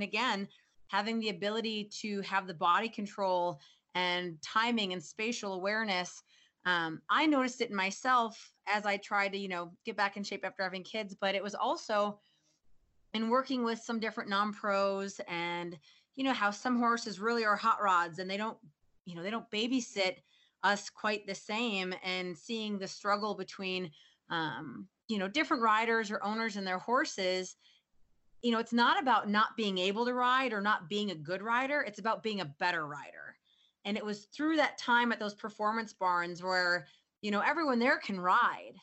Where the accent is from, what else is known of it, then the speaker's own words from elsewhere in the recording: Midwest, United States; moved away as an adult; also born or lived in Fort Collins, Colorado; now in Colorado, United States; I grew up in the Midwest